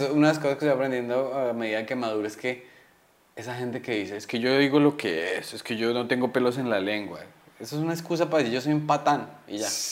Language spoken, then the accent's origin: Spanish; Colombia; tengo cara de colombiano rudo